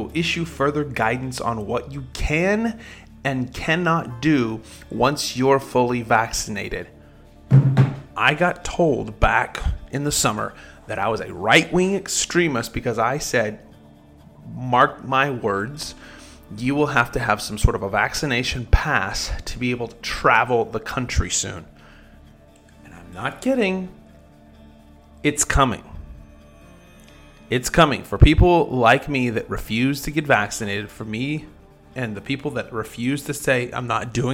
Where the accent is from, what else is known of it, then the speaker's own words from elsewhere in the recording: Oklahoma, United States; in my hometown, here in Oklahoma